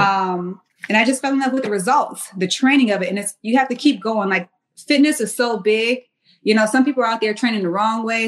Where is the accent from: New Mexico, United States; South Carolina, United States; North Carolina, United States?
South Carolina, United States; Mount Pleasant; moved away as an adult; also born or lived in Washington, District of Columbia, United States; I'm from Mount Pleasant, South Carolina